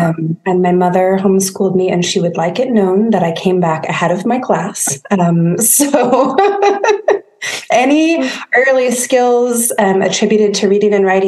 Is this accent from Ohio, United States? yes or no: no; San Diego, California, United States; I grew up in San Diego, sunny Southern California. It was a pretty idyllic childhood. We were often on the water. My parents are big sailors. So a lot of time sailing, a lot of time. I was an only child